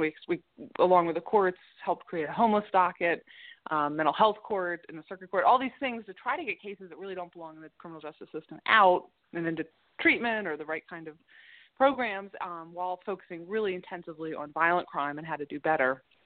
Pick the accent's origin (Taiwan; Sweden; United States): United States; Baltimore, Maryland; born and bred in Baltimore City, and I did go away to college and law school, but then came back to Baltimore right after law school